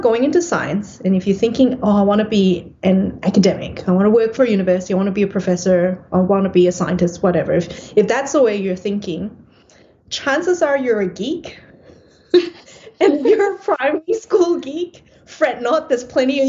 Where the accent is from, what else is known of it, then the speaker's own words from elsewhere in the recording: Singapore; also born or lived in Perth, Australia; now in Melbourne, Australia; growing up in Singapore